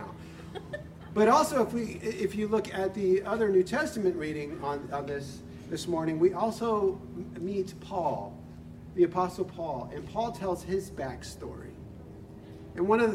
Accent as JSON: {"language": "English", "town": "San Diego", "region": "California", "country": "United States", "tie": "born or raised there", "moved": "as an adult", "said": "now back home in San Diego, which is my hometown"}